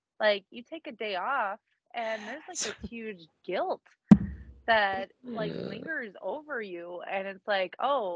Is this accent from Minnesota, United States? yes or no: yes; Minnesota, United States; I'm from Minnesota